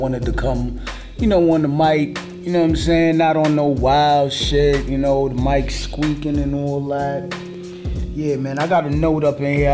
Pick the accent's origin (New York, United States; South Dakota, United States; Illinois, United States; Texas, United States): New York, United States; New York City; We broadcasting out of the borough of Queens. I'm from Brooklyn